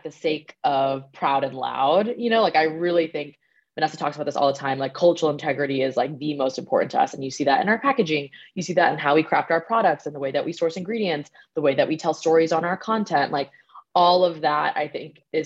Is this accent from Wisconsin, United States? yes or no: no; Boston, Massachusetts, United States; We're both sisters and daughters of refugees. We grew up in Boston.